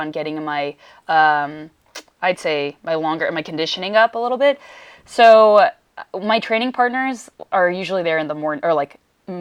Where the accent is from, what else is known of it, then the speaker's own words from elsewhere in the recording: Redondo Beach, California, United States; I'm from Redondo